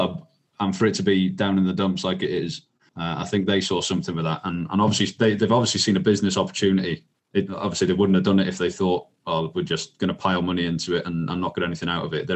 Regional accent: Wales, United Kingdom; I'm Welsh here

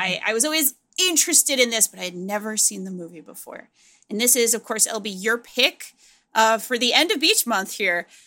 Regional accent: Providence, Rhode Island, United States; I grew up in Providence, Rhode Island

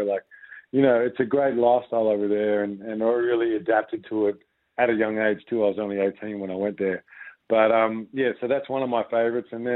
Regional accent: Frankston, Victoria, Australia; When I was a little boy growing up in Frankston playing basketball with my brothers

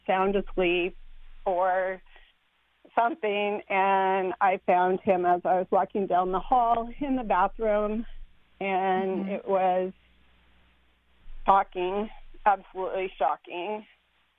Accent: Shoreline, Washington, United States; sitting in the house I grew up in Shoreline.

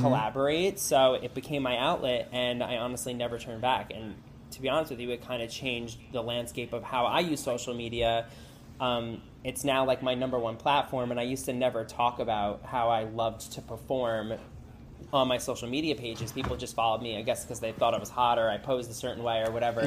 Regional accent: New Jersey, United States; moved away as an adult; now in Los Angeles, United States; I'm from New Jersey. I actually just moved to Los Angeles three weeks ago.

